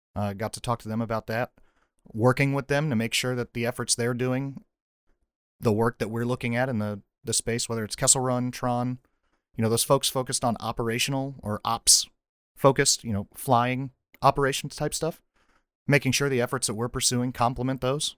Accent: North Carolina, United States; moved away as an adult; So I grew up in North Carolina, went to North Carolina State University.

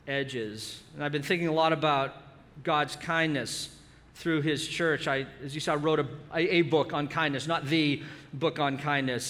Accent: Boston, Massachusetts, United States; moved away as an adult; now in Southern California, United States; I'm a Boston native

